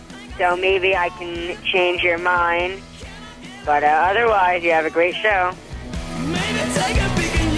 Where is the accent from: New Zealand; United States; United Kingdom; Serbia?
United States; Queens, New York; I'm from Queens, New York.